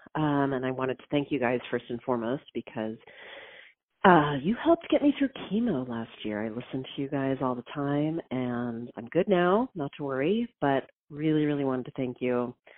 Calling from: San Francisco, California, United States; I'm calling from San Francisco

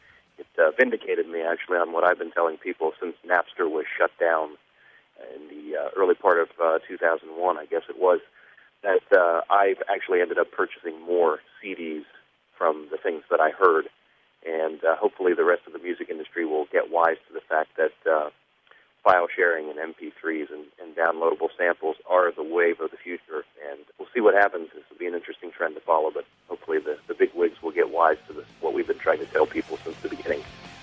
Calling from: Nashville, Tennessee, United States; I'm calling from Nashville, Tennessee.

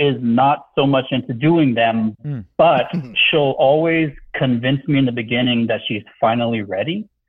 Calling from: Texas, United States; I'm 42 years old. … I'm from Texas.

